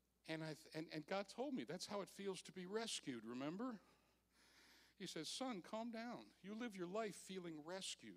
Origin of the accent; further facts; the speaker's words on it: Park Ridge, Illinois, United States; I was raised in Park Ridge, Illinois